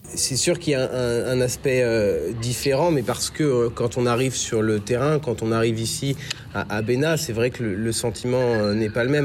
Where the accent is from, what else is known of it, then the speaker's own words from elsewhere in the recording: Burgundy, Bourgogne-Franche-Comté, France; moved away; je viens de Bourgogne, euh, et voilà, un petit village comme ça aussi.